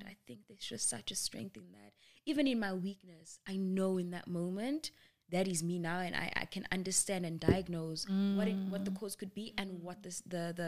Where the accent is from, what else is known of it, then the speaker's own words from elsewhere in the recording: Cape Town, Western Cape, South Africa; moved away; I grew up in Cape Town, five of my closest friends are there, and then the other four are here